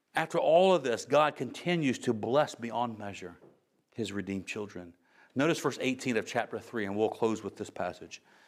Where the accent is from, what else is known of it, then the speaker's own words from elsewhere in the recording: United States; I'm from America